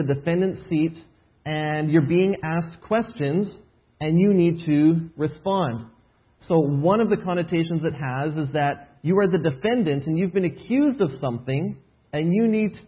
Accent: Edmonton, Alberta, Canada; moved away as an adult; now in Shawnee, United States; Home is originally Edmonton, Alberta. That's where I was born and raised

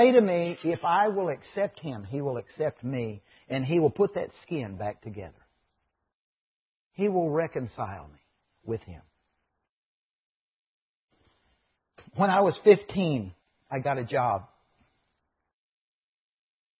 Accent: United States; growing up in America

